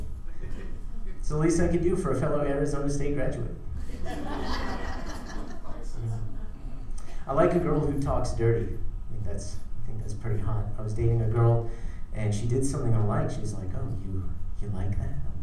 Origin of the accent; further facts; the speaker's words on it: South Africa; moved away; I was born in South Africa